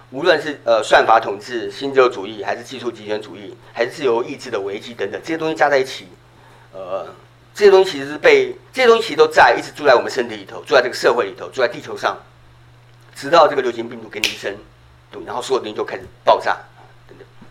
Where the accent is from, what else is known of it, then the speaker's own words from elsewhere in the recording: Taiwan; 我在小时候在台湾，我们春节是会大家一起看那个春节除夕节目的